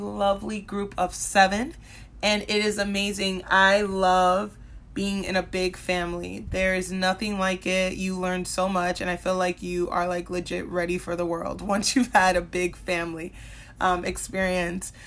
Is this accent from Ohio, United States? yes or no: no; Minnesota, United States; also born or lived in Central Florida; now in Florida, United States; I grew up in Minnesota. I spent eleven years there